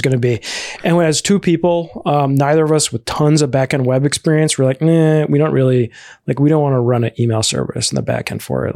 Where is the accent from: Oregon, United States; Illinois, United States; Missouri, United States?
Illinois, United States; Chicago; I'm originally from the, uh, Chicago area, uh, that's where I grew up.